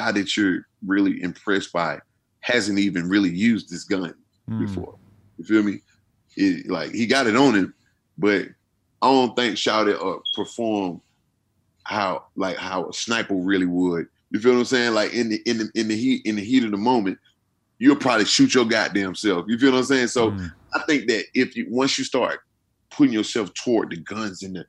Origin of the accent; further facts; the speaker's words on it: Atlanta, Georgia, United States; I'm from Atlanta